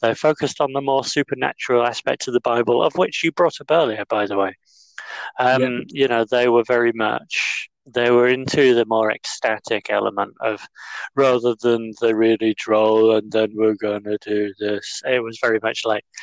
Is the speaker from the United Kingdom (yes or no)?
yes; Yorkshire and the Humber, United Kingdom; accent: northern; where I'm from East Yorkshire